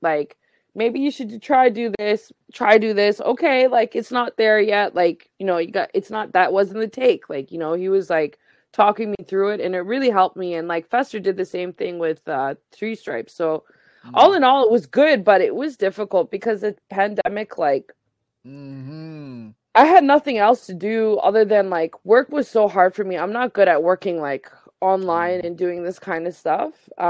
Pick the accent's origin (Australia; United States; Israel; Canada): Canada; the Maritimes; I'm a displaced Afghan person. I was born and raised here in Mi'kma'ki, but like, this is not where I'm from.